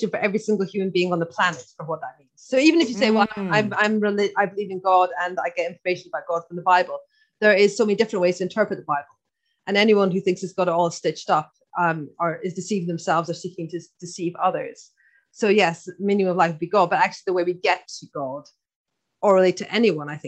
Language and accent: English; Scotland, United Kingdom; accent: Irish; so first of all, I'm Scottish, but I know I've got a bit of an Irish accent.